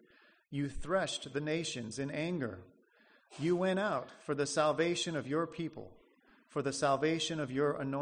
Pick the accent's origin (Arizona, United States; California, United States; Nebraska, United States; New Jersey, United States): Nebraska, United States; moved away as an adult; I'm from Nebraska. I grew up there